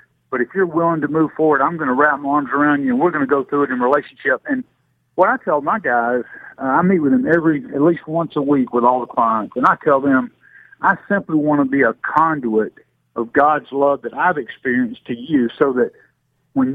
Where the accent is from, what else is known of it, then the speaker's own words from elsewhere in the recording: Greenville, Alabama, United States; I was born and raised down in James Fan territory, down in Greenville, Alabama